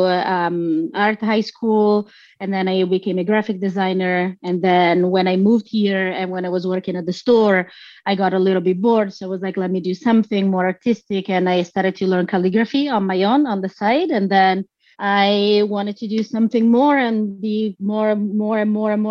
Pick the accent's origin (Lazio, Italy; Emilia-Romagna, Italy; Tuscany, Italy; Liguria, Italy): Emilia-Romagna, Italy; Bologna; moved away as an adult; now in United States; I'm from Bologna in Italy in the north. And then I moved here like about 10 years ago for work